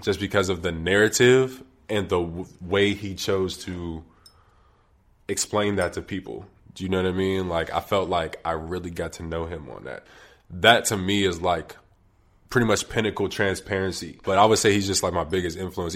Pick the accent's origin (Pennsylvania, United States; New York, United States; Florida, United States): Pennsylvania, United States; Wilkinsburg; I'm from Wilkinsburg, which is a borough to the far east of Pittsburgh, right before you hit Monroeville